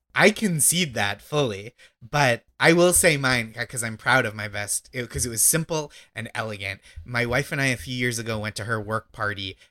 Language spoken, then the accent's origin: English; outside Boston, Massachusetts, United States; I grew up in Massachusetts